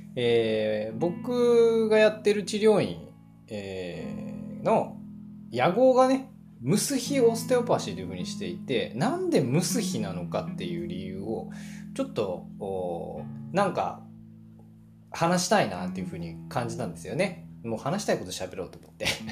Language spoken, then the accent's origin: Japanese; Japan; 僕自身そのせっかく日本に生まれた